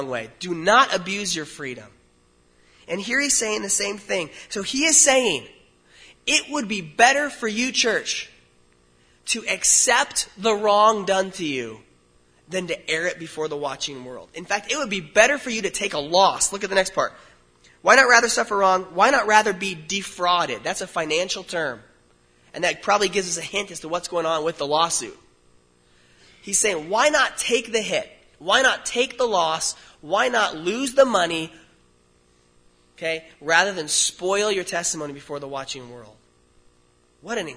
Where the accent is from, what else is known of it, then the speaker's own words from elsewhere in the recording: United States; I'm an American